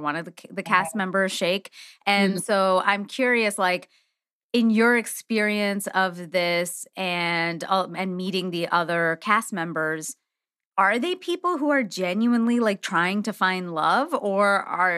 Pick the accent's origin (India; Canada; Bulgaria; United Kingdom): India; I'm Indian.